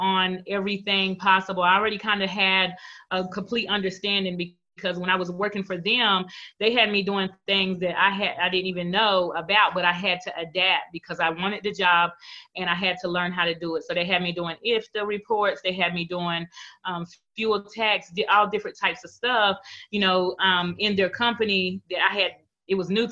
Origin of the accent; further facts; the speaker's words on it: North Carolina, United States; I'm from North Carolina